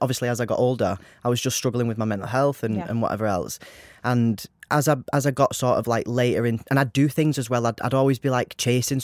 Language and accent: English; Wigan, North West England, United Kingdom; I'm from Wigan. It's sort of like a small town vibe